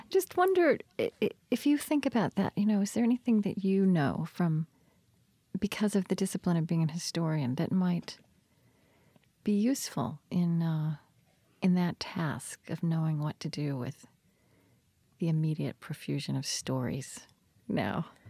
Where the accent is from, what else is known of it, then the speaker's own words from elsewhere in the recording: Oklahoma, United States; now in Minnesota, United States; so I grew up in Oklahoma and now live in Minnesota